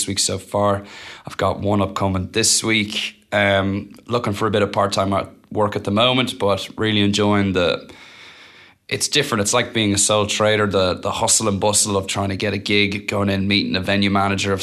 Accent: Dublin, Leinster, Ireland; moved away as an adult; also born or lived in Helsinki, Finland / Boston, United States; now in Wellington, New Zealand; I've lived in Dublin for most of my life. I have family from the west of Ireland, but I was born in Finland

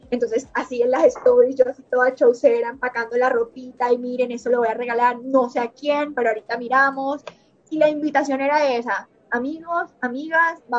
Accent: Montelíbano, Córdoba, Colombia; also born or lived in Barranquilla / Medellín; Y bueno, nací en Montería, Córdoba, crecí en Montelíbano, Córdoba, viví mucho tiempo en Barranquilla, cuatro años

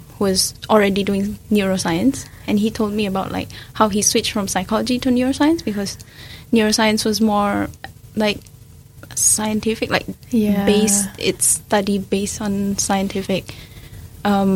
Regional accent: Medan, North Sumatra, Indonesia; now in New Zealand

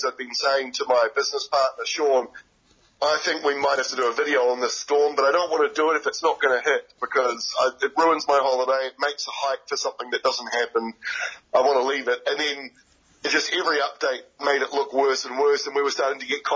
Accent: Bay of Plenty, New Zealand; I grew up in Bay of Plenty

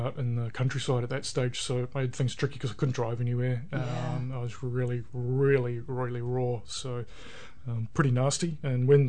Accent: Waikato, New Zealand; born and bred in Waikato, been away and travelled and loved the Waikato so much, thought I'd come back.

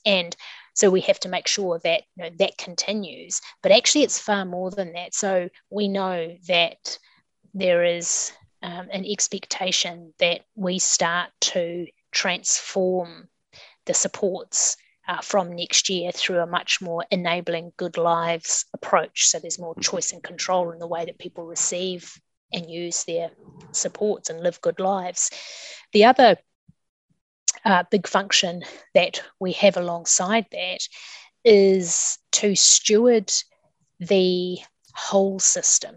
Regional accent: Kapiti Coast, Wellington, New Zealand; now in Wellington, New Zealand; I grew up on the Kapiti Coast and studied uh, here in Wellington

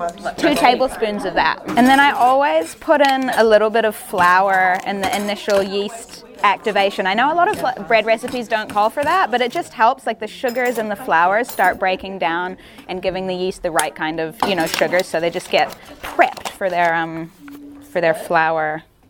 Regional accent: Montreal, Quebec, Canada; I was born in Montreal

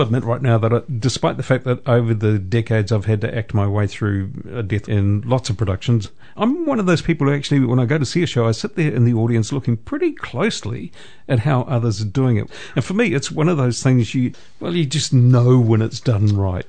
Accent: Putāruru, Waikato, New Zealand; My hometown is Putanuru.

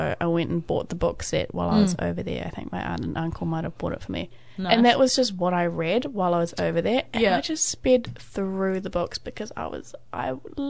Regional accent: Bangkok, Thailand; now in New Zealand; I was born in Bangkok.

